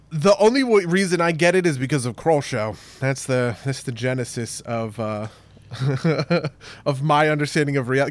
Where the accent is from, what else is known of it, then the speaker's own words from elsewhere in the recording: New Jersey, United States; accent: New Jersey; my New Jersey accent